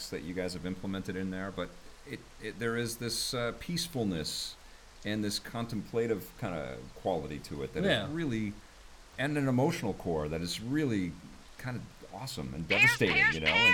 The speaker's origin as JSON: {"language": "English", "country": "Canada", "said": "I'm Canadian"}